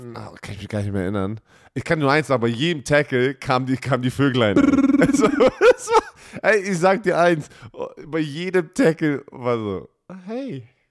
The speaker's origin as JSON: {"language": "German", "country": "Germany", "said": "als Deutscher, der aus, dem deutschen, aus einer deutschen Umkleidekabine kommt"}